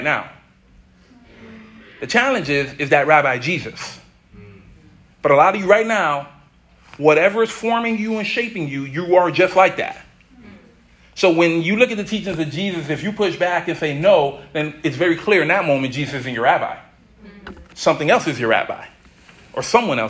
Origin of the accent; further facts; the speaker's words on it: Miami, Florida, United States; I'm from Miami